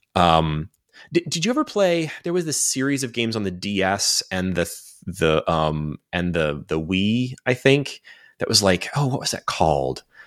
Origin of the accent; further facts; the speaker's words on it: United States; as an American